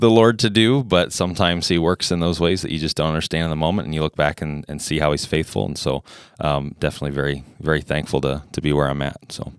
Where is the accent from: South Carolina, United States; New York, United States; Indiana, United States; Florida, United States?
Indiana, United States; Indianapolis; moved away as an adult; also born or lived in Ohio; now in Fargo, United States; I grew up in Indianapolis, so I'm not a native Fargo-in either